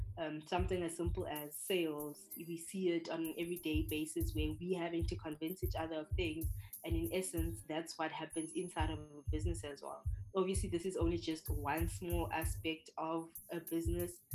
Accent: South Africa; moved away as an adult; now in Hungary; I'm from South Africa

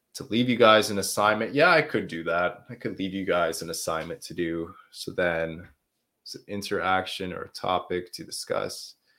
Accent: Canada; accent: Canadian; now in Quebec, Canada; I'm from uh, Canada. I'm from the country of Canada. I'm in uh, the French speaking region. It's called Quebec. So, yeah, that's that's where I'm from. If uh, so, my accent is a little bit more Canadian than it is American

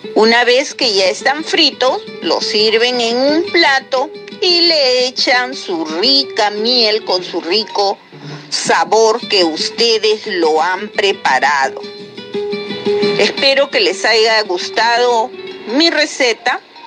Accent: Lima, Peru; de Lima

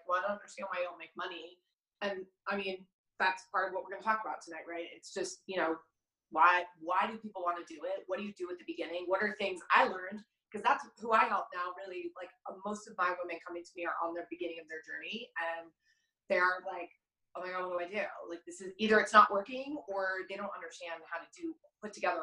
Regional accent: California, United States; also born or lived in New York; now in Denver, United States; I'm from California originally, California girl, like legitimately California girl

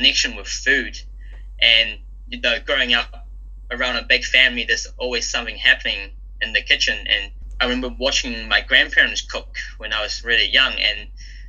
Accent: New Zealand; also born or lived in Hong Kong; I was born in Hong Kong. Me and my family moved to New Zealand when I was about 7.

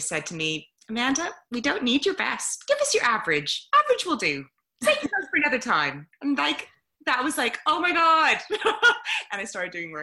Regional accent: Toronto, Ontario, Canada; moved away as an adult; now in United Kingdom; I'm from Canada originally, but I've been in the UK for 16 years now, 17, something like that. And so I grew up in Toronto, great city

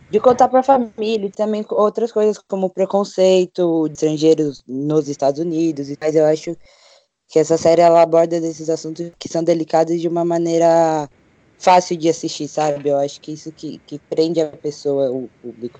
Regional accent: São Paulo, Brazil; eu tenho 22 anos, sou de São Paulo, capital

